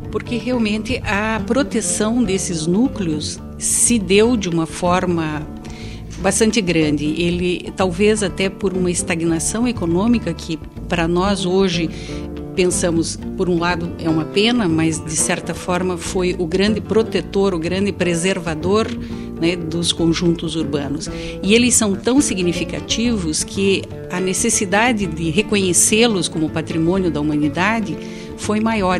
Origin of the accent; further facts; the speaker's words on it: Brazil; quando saímos do Brasil e chegamos em Portugal, nos sentimos absolutamente em casa